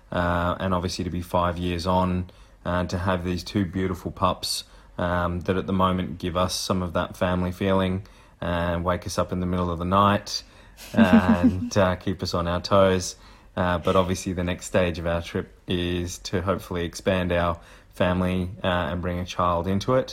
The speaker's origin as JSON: {"language": "English", "town": "Canberra", "region": "Australian Capital Territory", "country": "Australia", "tie": "born or raised there", "moved": "yes", "lives_now": "Melbourne, Australia", "said": "I was born in Canberra"}